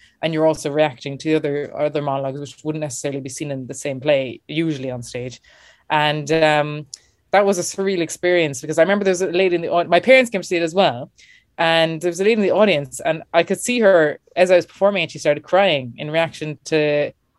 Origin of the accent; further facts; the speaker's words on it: Clonakilty, Munster, Ireland; moved away; also born or lived in Dublin / New York; I'm from West Cork, Clonakilty, home and famous for our black pudding.